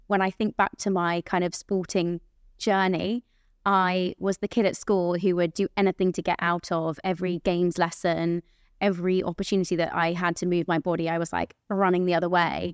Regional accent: near Aylesbury, South East England, United Kingdom; at the theatre in Aylesbury, I had my mum in the audience, 'cause that's, like, close to my, where, my hometown where I grew up

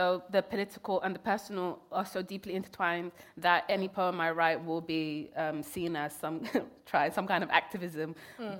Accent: Kenya; born there; I was born in Kenya. I never even got to even step foot in Somalia at that point.

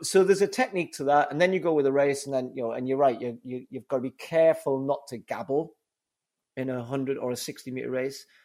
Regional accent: Newcastle upon Tyne, North East England, United Kingdom; accent: Geordie; my Geordie accent

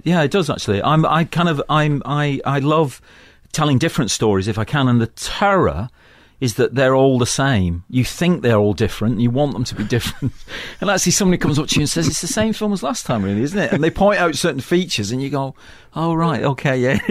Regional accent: Manchester, North West England, United Kingdom; moved away; also born or lived in London; I come from Manchester, which is an industrial town in the northwest of England, and I come from a working class background

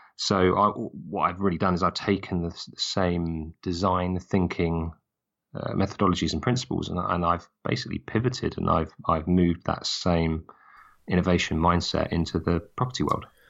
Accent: just outside Brighton and Hove, South East England, United Kingdom; I grew up just outside Brighton and Hove.

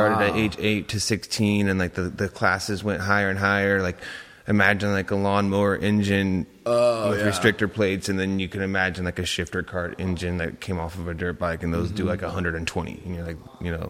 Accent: Modesto, California, United States; I'm from Modesto, California. That's where I was born and raised.

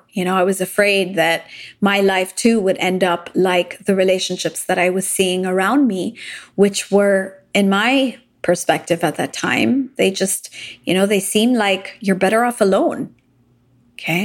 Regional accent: Japan; moved away; also born or lived in United States / London / Dubai; I grew up in Japan. I lived in the US for a while in London, and I also lived in Dubai after

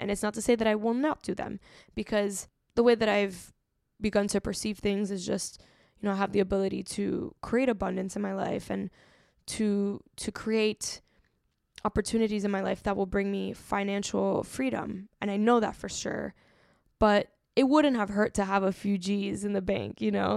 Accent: Miami, Florida, United States; growing up in Miami

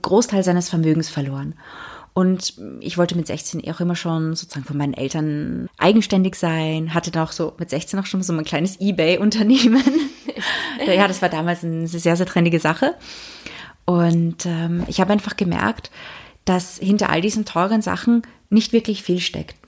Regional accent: England, United Kingdom; moved away; also born or lived in Austria / Monaco / Prague; Ich bin ja in Österreich geboren, aber in England aufgewachsen, dann nach Monaco gezogen

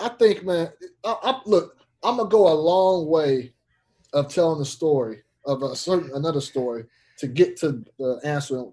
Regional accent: Fresno, California, United States; moved away as an adult; now in San Jose area, United States; my hometown of Fresno

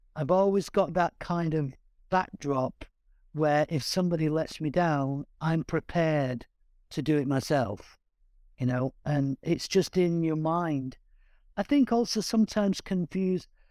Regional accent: Manchester, North West England, United Kingdom; growing up in East Manchester

